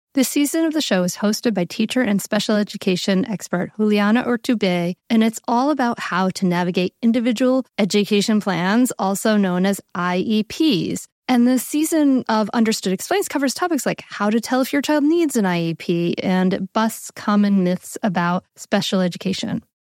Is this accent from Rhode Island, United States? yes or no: yes; Rhode Island, United States; now in Delaware, United States; I grew up in Rhode Island, and now I live in Delaware